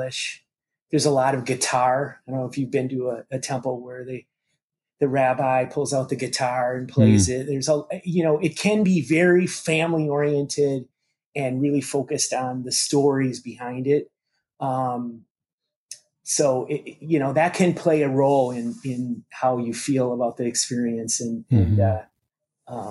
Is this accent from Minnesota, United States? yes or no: yes; Minneapolis, Minnesota, United States; also born or lived in St. Cloud, Minnesota; we moved to the Twin Cities from St. Cloud in the third grade